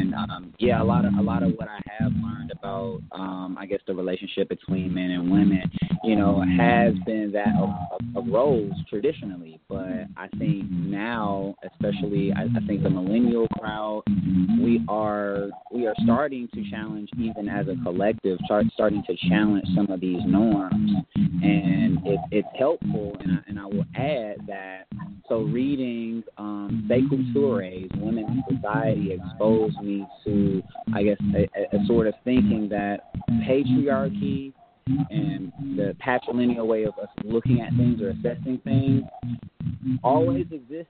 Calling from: Atlanta, Georgia, United States; I am calling in from Atlanta, Georgia. And, I'm a young adult. I'm in my mid-20s right now.

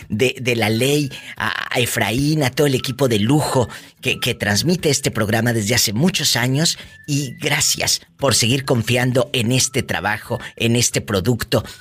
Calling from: La Cuata, Nayarit, Mexico; Eh, estoy aquí en La Cuata, Nayarit.

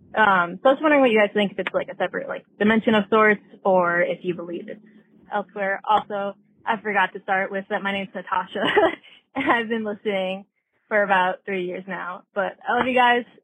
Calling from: Canada; I'm calling from Canada

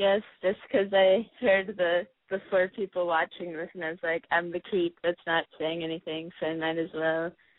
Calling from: Portland, Oregon, United States; I'm 21, and I'm calling from Portland.

